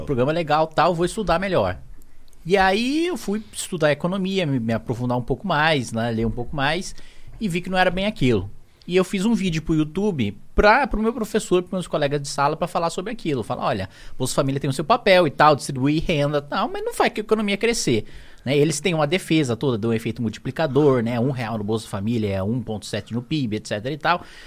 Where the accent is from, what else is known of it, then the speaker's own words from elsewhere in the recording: Indaiatuba, São Paulo, Brazil; also born or lived in Salto, São Paulo; eu nasci em Salto, interior de São Paulo, cidadezinha lá de Conheço. 100 mil habitantes. Linda. Fui criado em Indaiatuba, ali logo do lado